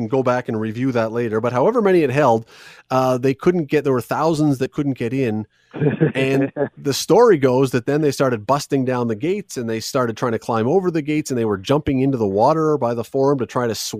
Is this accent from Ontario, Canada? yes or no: yes; Toronto, Ontario, Canada; I grew up in Toronto